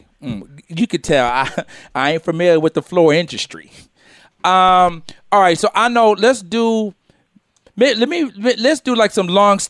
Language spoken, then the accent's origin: English; United States; Panamanian, Costa Rican, all from the West Indies, my whole family. I was born in America, as you can see.